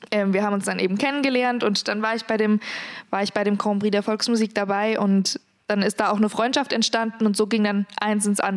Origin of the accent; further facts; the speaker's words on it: Rhön, Germany; accent: Rhöner Platt; Das Rönerblatt liegt mir Dank. da schon eher.